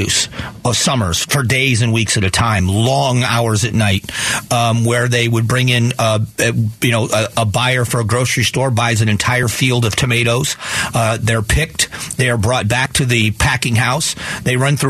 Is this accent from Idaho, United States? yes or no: no; Southwest Florida, United States; now in Arizona, United States; Growing up in Southwest Florida, where I did